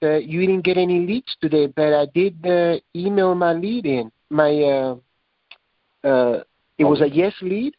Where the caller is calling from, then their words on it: Las Vegas, Nevada, United States; I'm calling from Las Vegas.